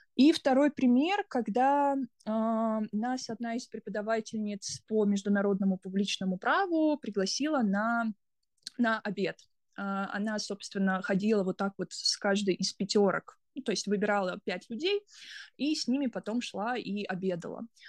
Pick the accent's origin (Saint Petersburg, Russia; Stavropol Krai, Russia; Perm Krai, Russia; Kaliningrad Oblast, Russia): Kaliningrad Oblast, Russia; Kaliningrad; moved away as an adult; also born or lived in United States; now in South Korea; я из, сама из Калининграда